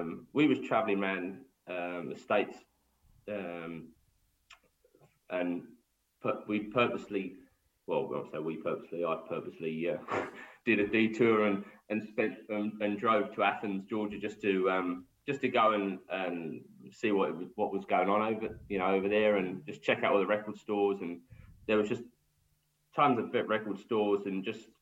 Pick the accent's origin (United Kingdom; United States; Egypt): United Kingdom; England; accent: English; me having my English accent